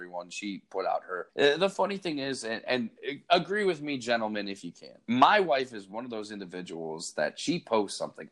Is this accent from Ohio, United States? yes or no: yes; Cleveland, Ohio, United States; I'm from Cleveland